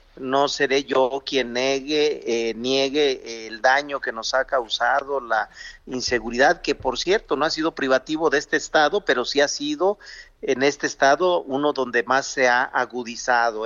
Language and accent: Spanish; Zacatecas, Mexico; en mi tierra, la de Zacatecas